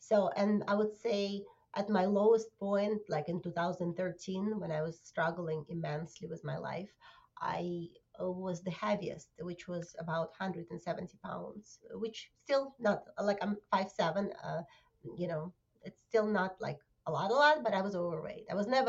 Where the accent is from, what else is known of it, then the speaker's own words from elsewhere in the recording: Russia; now in New Jersey, United States; Originally, I came from Russia 20 years ago. And right now, I live in New Jersey.